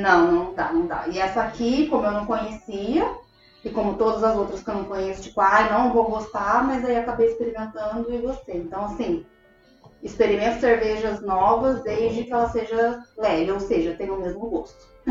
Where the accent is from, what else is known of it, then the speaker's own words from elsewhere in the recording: Brazil; moved away as an adult; also born or lived in Rio de Janeiro; eu já vim do, do Brasil. E hoje, né, que eu tô aqui há três anos